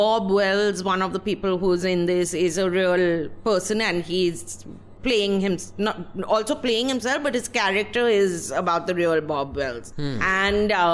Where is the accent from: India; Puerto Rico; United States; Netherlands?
India; West Bengal; I'm from Bengal